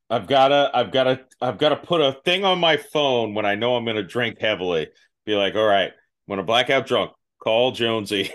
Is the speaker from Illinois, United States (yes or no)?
no; Florida, United States; I grew up in Florida